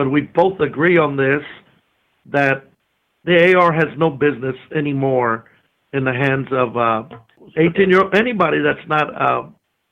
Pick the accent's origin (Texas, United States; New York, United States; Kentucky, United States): Texas, United States; San Antonio; I'm from San Antonio, Texas, about probably 50 minutes from Uvalde, Texas